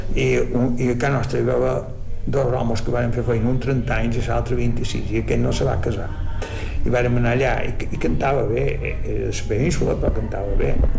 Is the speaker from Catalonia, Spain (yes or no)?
no; Llucmajor, Balearic Islands, Spain; Vaig néixer a Llumajor, però nosaltres estàvem a Sonavall.